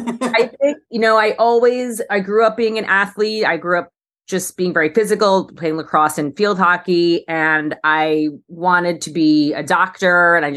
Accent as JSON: {"language": "English", "town": "New York City", "region": "New York", "country": "United States", "lives_now": "Los Angeles, United States", "said": "And then as a New Yorker moving to LA, it was sort of my way to meet people was to try different fitness things."}